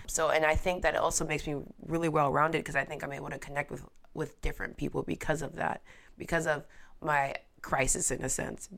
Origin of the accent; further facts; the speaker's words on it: United States; also born or lived in Mauritania; I was born here. I was r, predominantly raised here